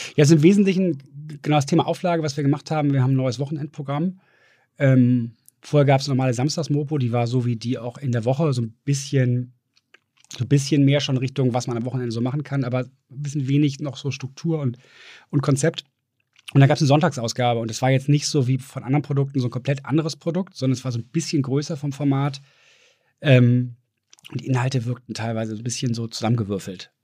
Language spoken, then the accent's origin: German; Düsseldorf, North Rhine-Westphalia, Germany; now in Hamburg, Germany; bin eigentlich schon fast mehr Hamburger als Düsseldorfer. Obwohl ich Düsseldorfer, habe ich gerade halt gestern noch mit Freunden darüber gesprochen, ist irgendwie, bleibt im Herzen